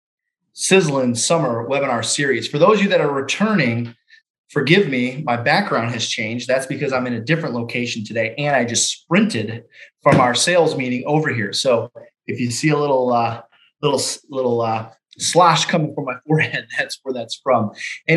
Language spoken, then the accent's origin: English; Detroit, Michigan, United States; I'm from Detroit, Michigan, been in the business just over 19 years